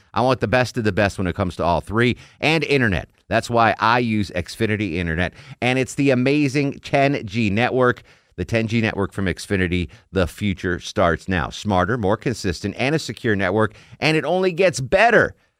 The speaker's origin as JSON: {"language": "English", "town": "Torrington", "region": "Connecticut", "country": "United States", "tie": "born or raised there", "said": "I grew up in Connecticut in a town that was 50% Italian, 15% Lebanese, 15% Korean."}